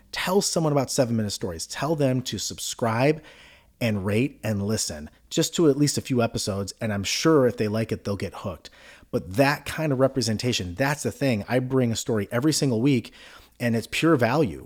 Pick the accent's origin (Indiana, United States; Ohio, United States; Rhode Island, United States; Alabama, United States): Ohio, United States; Cleveland; I'm from Cleveland